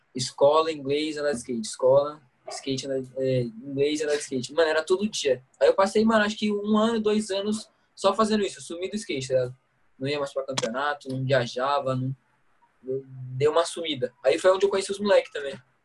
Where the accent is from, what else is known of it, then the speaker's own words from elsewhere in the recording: Brazil; eu sou de Guará